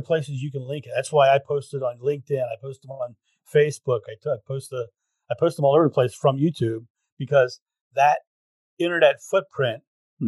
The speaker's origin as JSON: {"language": "English", "country": "United States", "said": "I'm American"}